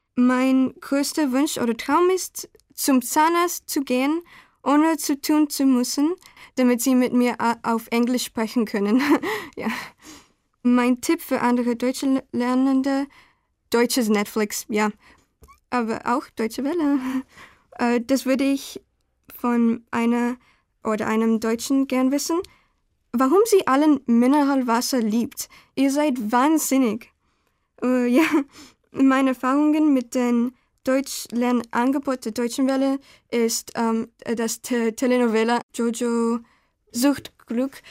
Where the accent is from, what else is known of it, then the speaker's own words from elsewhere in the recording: Guatemala; German is a second language; also born or lived in Bahrain; now in Germany; ich bin guatemaltekisch